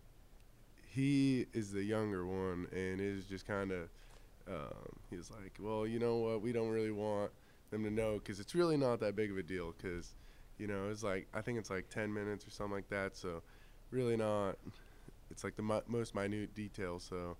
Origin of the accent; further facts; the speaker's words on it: Washington, United States; moved away as an adult; also born or lived in Kansas; growing up in Washington